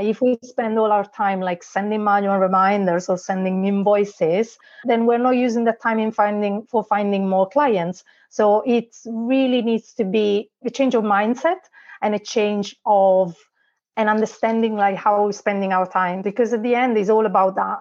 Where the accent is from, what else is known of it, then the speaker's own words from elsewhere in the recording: Italy; English is a second language; moved away as an adult; now in Liverpool, United Kingdom; as you can tell probably from my accent, uh, I'm not from here. I was born in Italy and I moved here uh, 12 years ago now